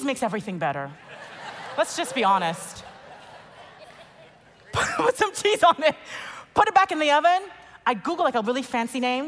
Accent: Nigeria; I'm Nigerian.

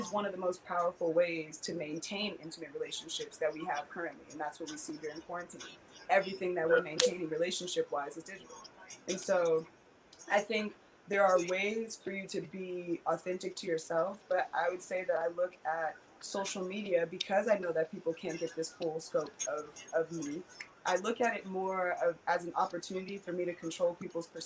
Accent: Detroit, Michigan, United States; also born or lived in California; growing up in the hood, growing up in Detroit, growing up in California, being a little bit nomadic

